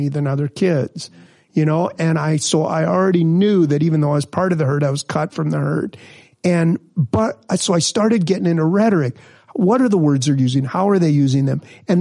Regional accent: Minnesota, United States; also born or lived in Missouri; I grew up in Minnesota. I'm from Missouri originally. Yeah. But, I grew up here

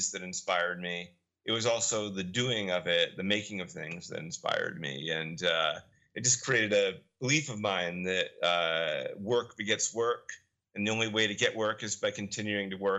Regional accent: Rhode Island, United States; I grew up in Rhode Island, which weirdly is H.P. Lovecraft country, and it was very rural

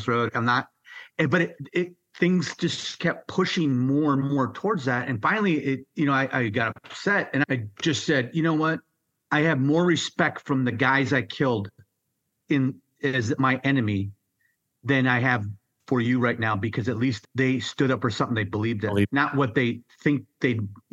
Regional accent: Minnesota, United States; also born or lived in San Diego, California; born in San Diego. Then I was raised in Minnesota, went to school and everything

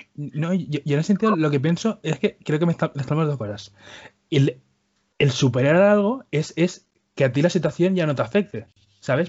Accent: Spain; accent: Spanish; yo y mis hermanos, todos nacimos aquí, nos hemos quedado aquí. Yo, por ejemplo, yo tengo acento de español, yo no tengo acento de Cuba

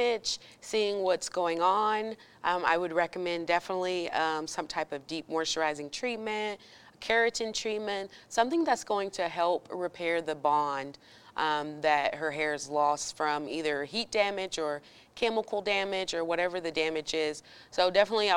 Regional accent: Oklahoma, United States; moved away as an adult; now in El Paso, United States; originally I'm from Oklahoma, moved to El Paso about 8 years ago.

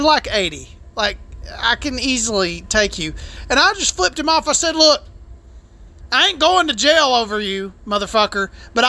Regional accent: the South, United States; I'm from the South, and we try to be nice to each other down here

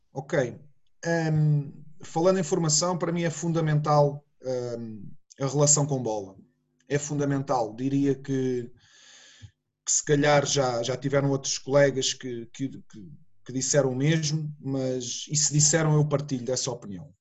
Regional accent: Sesimbra, Setúbal, Portugal; eu sou de Sesimbra, uma pequena, uma pequena vila

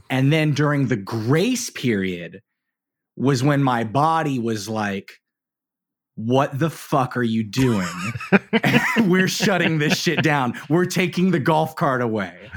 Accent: San Antonio, Texas, United States; So I grew up in San Antonio, Texas

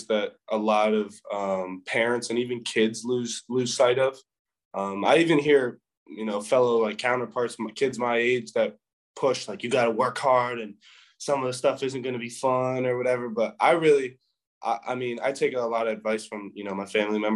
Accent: Western Canada, British Columbia, Canada; born or raised there; moved away

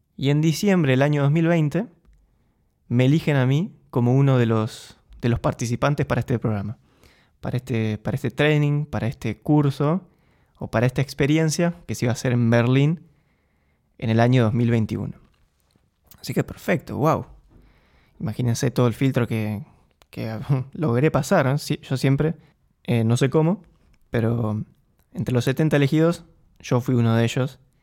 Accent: Argentina; moved away as an adult; now in Eindhoven, Netherlands; Yo soy argentino, viví en Argentina.

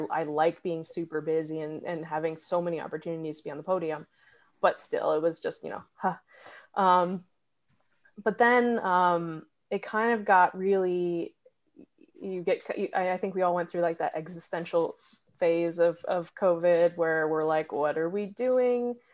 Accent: New Hampshire, United States; moved away as an adult; also born or lived in Massachusetts; now in Athens, Georgia, United States; I grew up uh, in New Hampshire

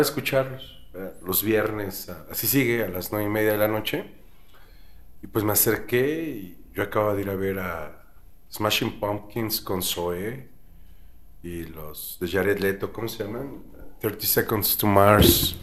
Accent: Mexico City, Mexico; yo nací en la Ciudad de México

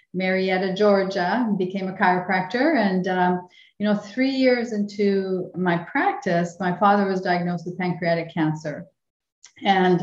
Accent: Winnipeg, Manitoba, Canada; moved away; we both grew up, yeah, in, the other side of the river, in the French, for me, in the French section, you know, Saint-Boniface

